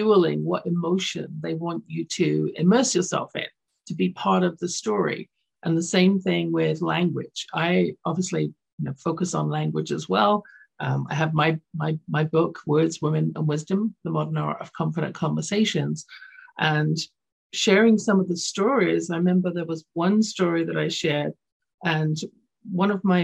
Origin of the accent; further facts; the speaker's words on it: London, United Kingdom; now in Canada; I grew up in London, England, so my school system was different